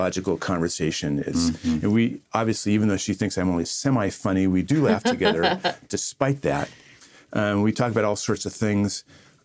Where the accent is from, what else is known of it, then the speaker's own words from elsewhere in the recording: Southern California, United States; I'm from Southern California